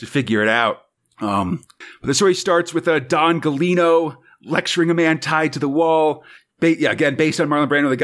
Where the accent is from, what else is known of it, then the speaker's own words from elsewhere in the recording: United States; as an American